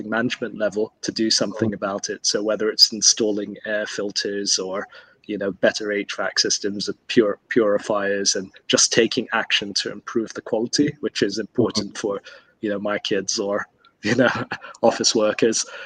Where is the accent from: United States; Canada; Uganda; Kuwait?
Kuwait; moved away; I grew up in Kuwait